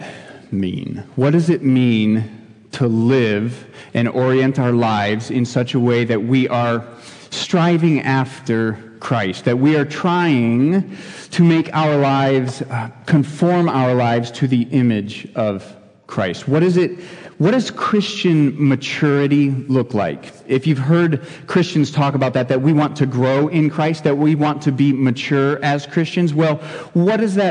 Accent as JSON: {"language": "English", "region": "Ohio", "country": "United States", "tie": "born or raised there", "moved": "yes", "lives_now": "Shamong, United States", "said": "I grew up in Ohio"}